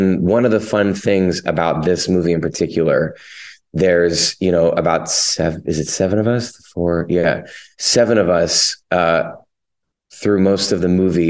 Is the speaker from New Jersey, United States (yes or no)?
no; Lancaster, Pennsylvania, United States; I'm from Lancaster, Pennsylvania